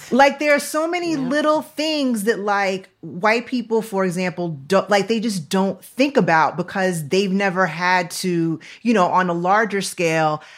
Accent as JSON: {"language": "English", "town": "Syracuse", "region": "New York", "country": "United States", "tie": "born or raised there", "said": "I was born in Syracuse, New York. Like, I was born upstate New York"}